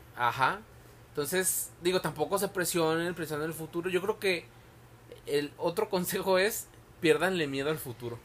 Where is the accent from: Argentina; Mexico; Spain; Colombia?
Mexico; Tepic, Nayarit; moved away; soy de Tepic